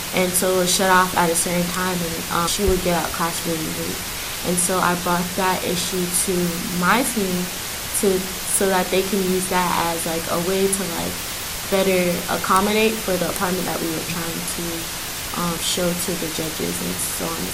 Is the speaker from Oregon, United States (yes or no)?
no; New York City, New York, United States; I'm from Queens, New York